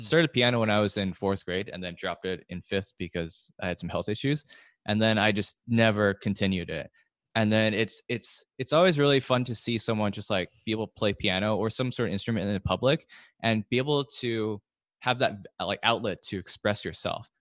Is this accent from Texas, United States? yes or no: no; California, United States; I grew up in California